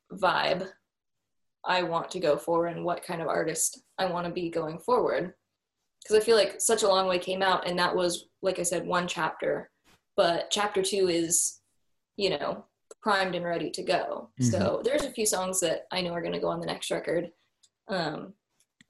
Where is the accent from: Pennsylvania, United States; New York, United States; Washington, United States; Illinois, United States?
Washington, United States; Seattle; moved away; I come from the Seattle area